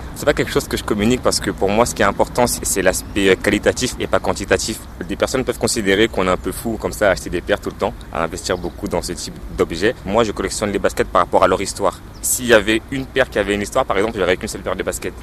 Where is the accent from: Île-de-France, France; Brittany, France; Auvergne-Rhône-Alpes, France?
Île-de-France, France; Noisiel; moved away; also born or lived in Basse-Terre, Guadeloupe; Je suis né moi à Bastère en Guadeloupe depuis euh, la maternelle, j'étais en fait à, Noisiel. Et du coup, je voulais vraiment faire quelque chose dans la ville euh, où j'ai grandi